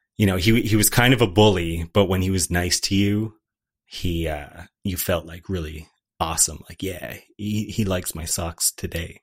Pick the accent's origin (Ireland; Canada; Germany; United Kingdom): Canada; as a Canadian